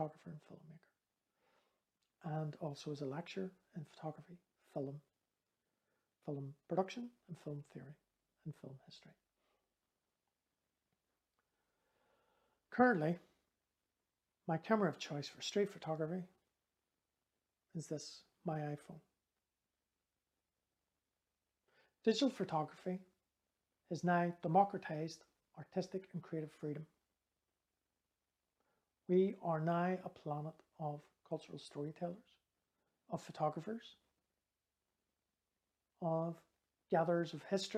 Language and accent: English; Belfast, Northern Ireland, United Kingdom; I was growing up in West Belfast at the height of the Troubles.